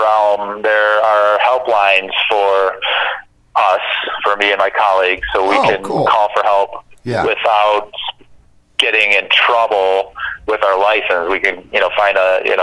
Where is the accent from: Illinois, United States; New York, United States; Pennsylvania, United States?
Illinois, United States; Chicago; moved away as an adult; also born or lived in Michigan; I grew up in Chicago, so my family and friends are all there